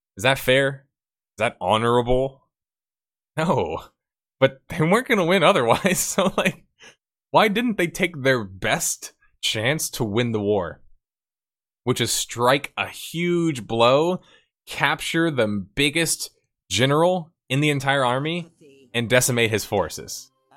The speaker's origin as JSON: {"language": "English", "region": "Texas", "country": "United States", "said": "I'm from Texas"}